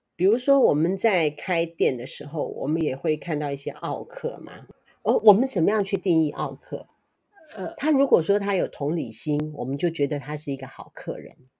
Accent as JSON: {"language": "Chinese", "country": "Taiwan", "said": "身为台湾人的我"}